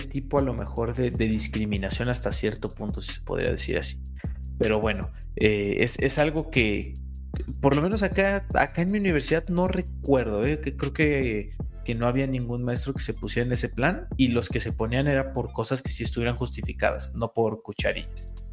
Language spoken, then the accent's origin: Spanish; Cuernavaca, Morelos, Mexico; moved away as an adult; also born or lived in Puebla; Yo soy originalmente de Cuernavaca, Morelos, estudié en Puebla